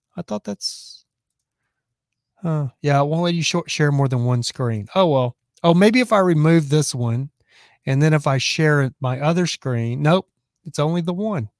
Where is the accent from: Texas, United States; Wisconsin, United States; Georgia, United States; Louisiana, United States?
Texas, United States; I'm from Texas